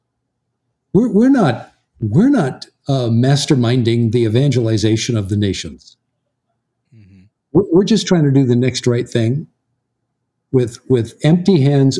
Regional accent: Southern California, United States; moved away as an adult; also born or lived in American South; you and I grew up out in Southern California

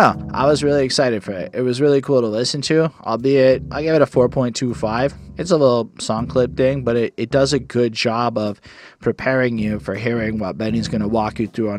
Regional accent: Montreal, Quebec, Canada; I was born in Montreal

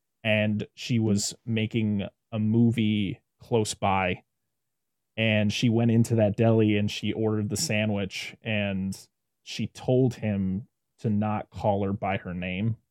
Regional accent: Western Massachusetts, United States; I'm from Western Massachusetts

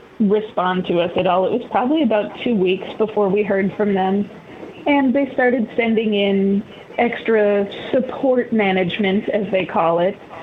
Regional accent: Chicago, Illinois, United States; moved away as an adult; also born or lived in Northern California; now in Eugene, United States; I grew up in Chicago. I lived there for 25 years.

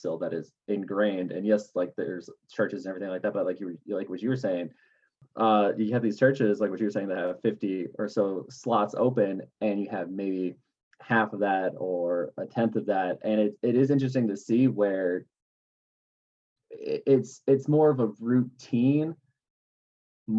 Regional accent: Minnesota, United States; moved away as an adult; now in Germany; where I grew up in Minnesota

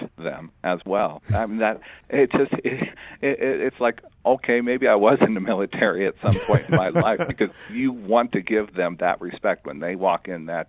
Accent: Greeley, Colorado, United States; I grew up in Greeley

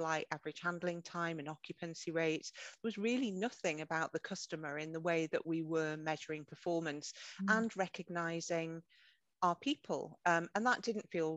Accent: North Northumberland, North East England, United Kingdom; I grew up in North Northumberland. I'm a farmer's daughter from a really small rural community.

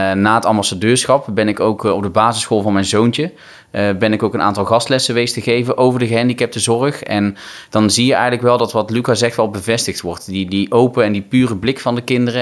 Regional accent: North Brabant, Netherlands; ik kom uit Brabant

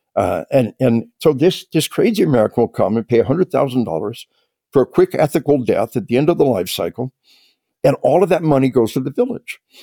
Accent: Arkansas, United States; we are from Arkansas

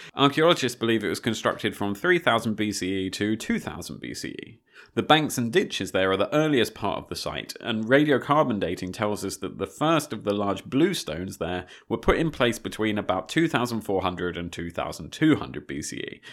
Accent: United Kingdom; also born or lived in Malta; as a British person

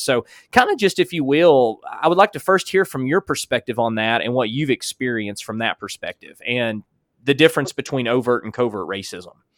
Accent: Alabama, United States; as a white man growing up in Alabama

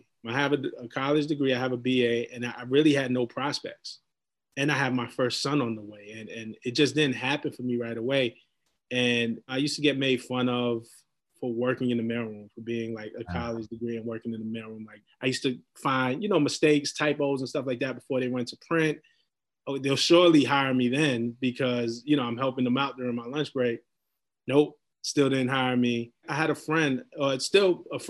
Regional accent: New York City, New York, United States; We grew up in Flatbush, Brooklyn

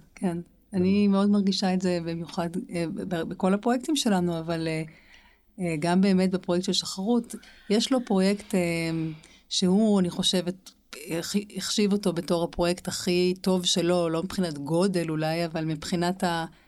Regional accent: Jerusalem, Jerusalem District, Israel; אנחנו שתינו גדלנו בירושלים

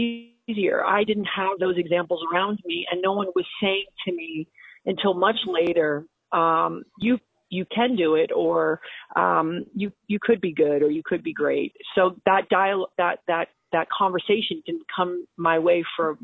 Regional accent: Long Island, New York, United States; also born or lived in U.S. Virgin Islands; I didn't grow up in fancy Long Island. I grew up like in Moore

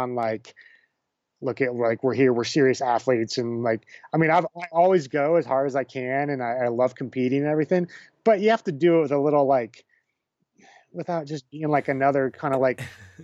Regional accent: Nebraska, United States; moved away; And I grew up in Nebraska. I'm Bohemian

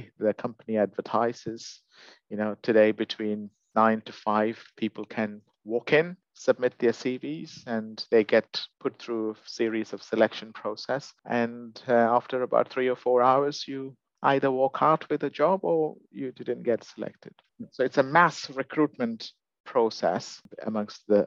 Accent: India; moved away as an adult; now in United Kingdom; I'm originally from India, and I've only lived in the UK for about a decade now.

